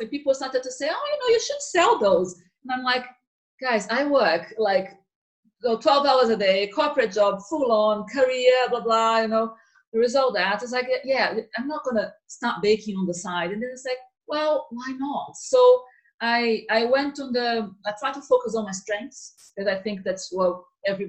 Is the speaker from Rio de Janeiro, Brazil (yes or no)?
yes; Rio de Janeiro, Brazil; now in United Kingdom; I'm from Rio